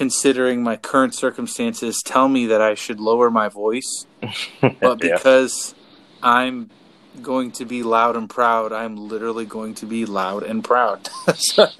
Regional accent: South Florida, United States; where we grew up in South Florida

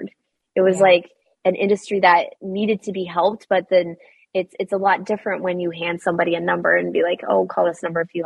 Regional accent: Western Nebraska, United States; I grew up in Western Nebraska

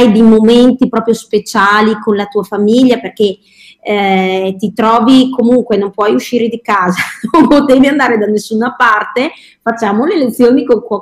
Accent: Verona, Veneto, Italy; allora io sono di Verona, ecco che così, e quindi avevo fatto qualcosina eh, dei video di ricette per bambini con la tv qua locale

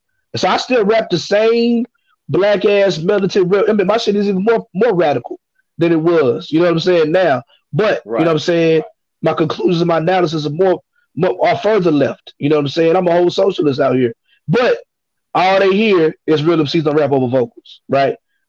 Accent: Baton Rouge, Louisiana, United States; if I'm sending you an email in Chicago saying … I'm from Baton Rouge, the first thing they did is … and …, or …, ….

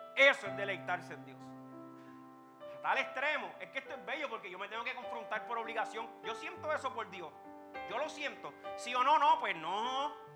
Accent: Puerto Rico; Nacimos en Puerto Rico, un país que hay tecnología

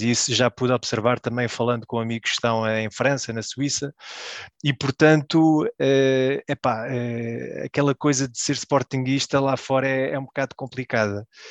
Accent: Belgium; nasci na Bélgica, uh, vivi a minha vida toda na Bélgica

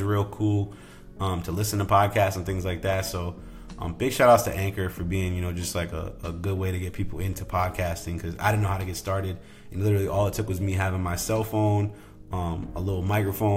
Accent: Rhode Island, United States; moved away; Rhode Island, my home state

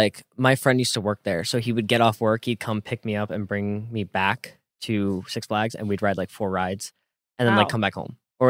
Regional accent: Jackson, New Jersey, United States; moved away as an adult; now in Los Angeles, United States; I'm from Jackson, which is like right, you know, pretty central-ish, but kind of more toward the coast.

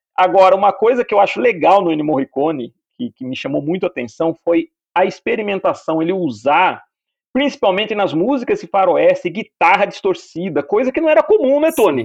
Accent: Piracicaba, São Paulo, Brazil; moved away; Eu também nasci em Piracicaba, fiquei em São Paulo

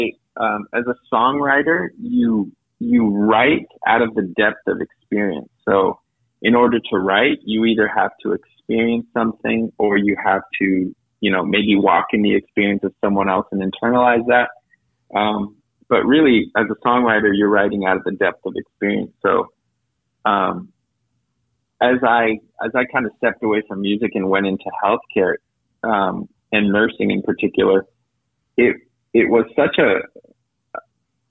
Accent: Napa Valley, California, United States; And then they ended up in Napa Valley, and I was born in Napa Valley.

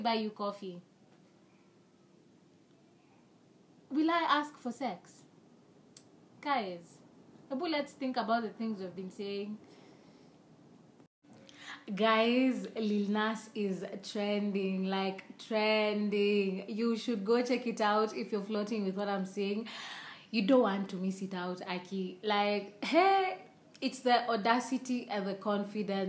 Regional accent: Kenya; English is a second language; I'm not speaking correct English with me, but I am a Kenyan

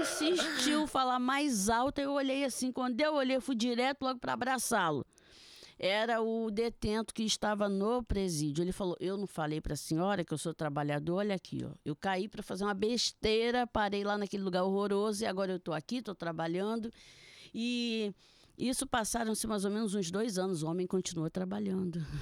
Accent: Niterói, Rio de Janeiro, Brazil; eu também sou de Niterói e eu trabalho ali, no centro

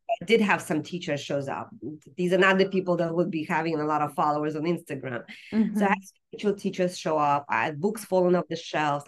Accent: Russia; now in United States; growing up in Soviet Union

